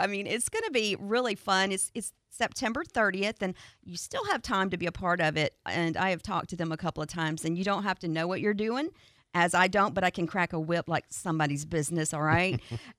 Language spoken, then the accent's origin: English; Pensacola, Florida, United States; I am not a real hillbilly, okay? I was born in Pensacola, Florida.